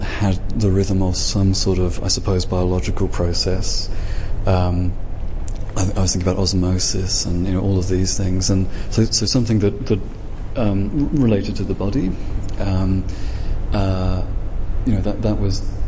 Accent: England, United Kingdom; I'm English

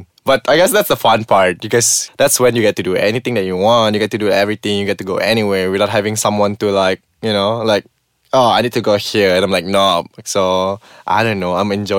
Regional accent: Sarawak, Malaysia; I'm from Sarawak. That's already been explained just now. And I'm 24 years old

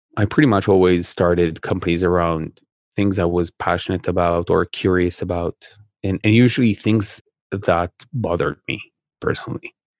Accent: Israel; I, I grew up in Israel

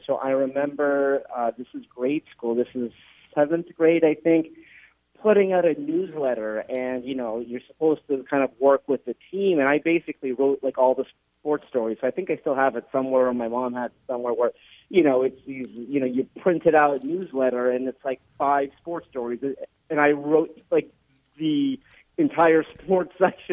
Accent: Los Angeles, California, United States; growing up in Los Angeles

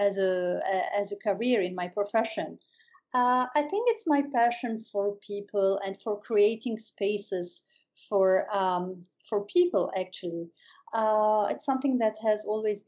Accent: Beirut, Beirut Governorate, Lebanon; also born or lived in New York City, United States; when I came back home, which is Beirut, I moved back to Beirut.

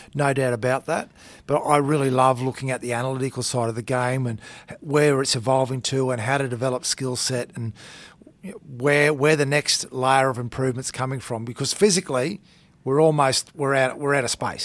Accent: Townsville, Queensland, Australia; moved away as an adult; also born or lived in Thursday Island / New South Wales; I grew up in Townsville.

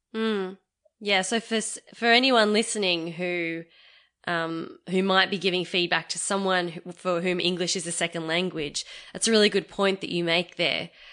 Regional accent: Australia; I was born in Australia.

